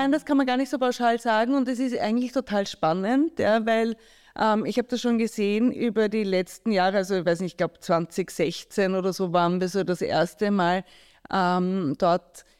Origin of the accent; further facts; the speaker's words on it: Graz, Styria, Austria; moved away; also born or lived in New York; ich bin in Graz aufgewachsen